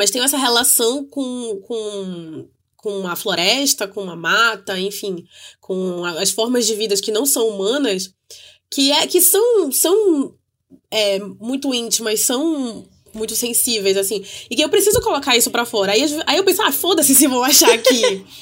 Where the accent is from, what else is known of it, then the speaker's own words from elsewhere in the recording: Amazon, Brazil; E é exatamente isso que as pessoas esperam que eu escreva, porque eu sou amazônida.